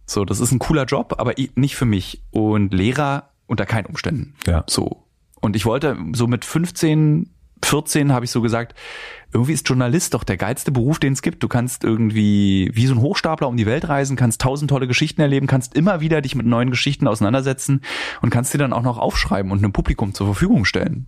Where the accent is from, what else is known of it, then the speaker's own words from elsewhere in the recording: Berlin, Germany; ich als Berliner habe natürlich einen enormen Vorteil gegenüber den vielen anderen und ihrem Verhältnis zu den Eltern. Wir konnten uns nie entfremden. Meine Eltern und ich, wir haben seit meiner Geburt im Radius von zehn Minuten öffentliches Verkehrsmittel und 20 Minuten Laufen gewohnt